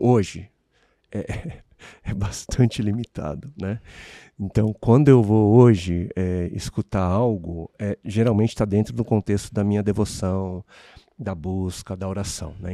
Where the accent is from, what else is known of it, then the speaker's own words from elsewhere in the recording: Brazil; also born or lived in South Korea; Meus pais se conhecem no Brasil, cresço numa, numa nação, eh, eu sou, né, eu sou um estrangeiro aqui, né? É, eu, eu, eu, sou coreano, mas eu vivi, né, a minha vida